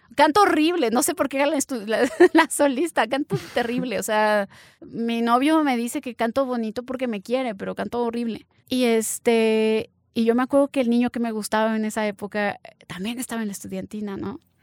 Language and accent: Spanish; Mexico